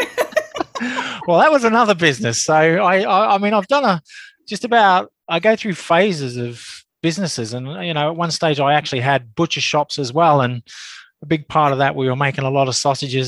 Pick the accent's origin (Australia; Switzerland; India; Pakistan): Australia; now in Reigate, United Kingdom; as you can probably tell, I'm an Australian, but I am a UK based Australian, uh, based in Surrey, uh, Reigate, Surrey.